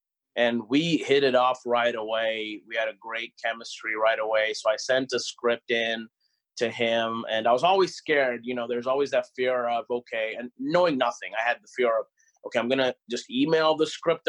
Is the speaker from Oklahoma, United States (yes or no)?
yes; Oklahoma, United States; a lot of school visits here in my home state of Oklahoma.